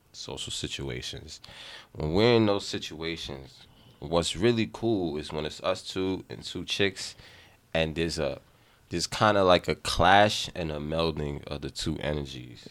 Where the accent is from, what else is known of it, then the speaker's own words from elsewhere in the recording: New York City, New York, United States; we grew up in the Bronx